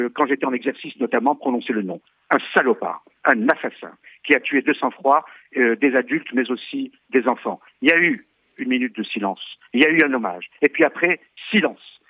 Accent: Algeria; now in France; je suis né en Algérie, et ma famille a subi des pogroms organisés par des musulmans qui faisaient des descentes, notamment dans les rues de Constantine

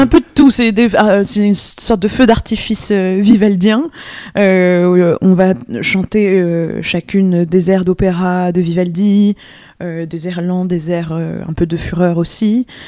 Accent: France; first language French; also born or lived in New York, United States; je suis pas du tout américaine, mais je suis française. Mais il se trouve que je me trouvais à New York à ce moment-là

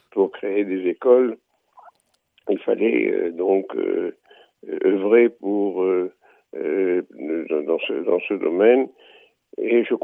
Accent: Beaune, Bourgogne-Franche-Comté, France; il y avait un, un manque au Talmud Torah de Beaune, de, ma ville natale

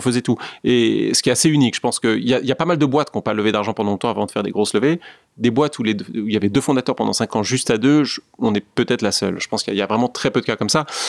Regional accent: France; moved away; also born or lived in New York; quand on est un Français euh, dans le luxe

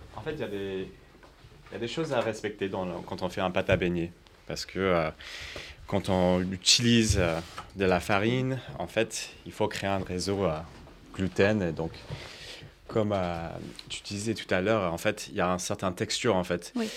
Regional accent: United States; moved away; pendant mon enfance, j'ai grandi aux États-Unis

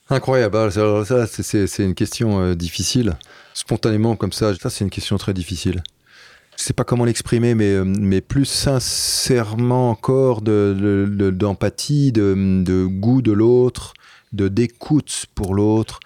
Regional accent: Paris, Île-de-France, France; also born or lived in Brittany; j'ai grandi à Paris

